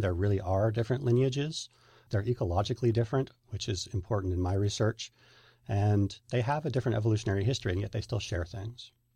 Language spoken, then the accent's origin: English; Northern California, United States; I was raised in Northern California